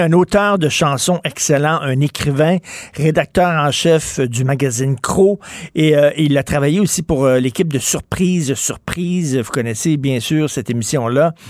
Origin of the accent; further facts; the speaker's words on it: Montreal, Quebec, Canada; je viens d'un milieu très pauvre, OK? Là, je viens de Verdun, le près de Pointe-Saint-Charles.